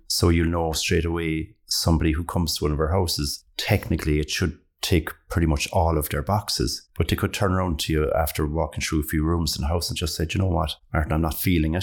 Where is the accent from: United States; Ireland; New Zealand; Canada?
Ireland; being Irish